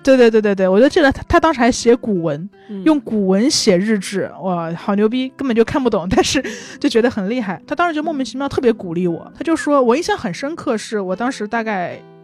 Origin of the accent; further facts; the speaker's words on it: Changsha, Hunan, China; now in Beijing, China; 我长沙人